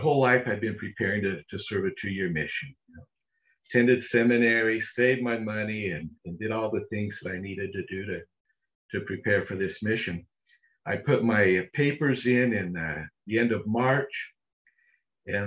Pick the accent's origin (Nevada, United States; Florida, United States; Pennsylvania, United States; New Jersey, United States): Nevada, United States; Las Vegas; now in Orem, United States; I was raised, born and raised in Las Vegas, of all places.